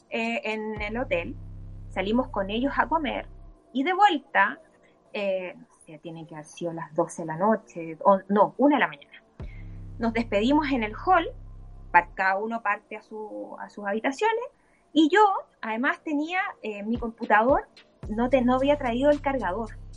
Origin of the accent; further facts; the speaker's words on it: Antofagasta, Chile; born there; te insisto, yo nací en Antofagasta, mis vacaciones de universitaria, hasta ahí llegué con mi relación con Antofagasta